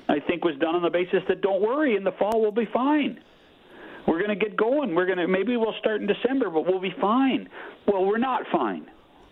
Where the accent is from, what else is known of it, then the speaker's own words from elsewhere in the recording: Canada; as a Canadian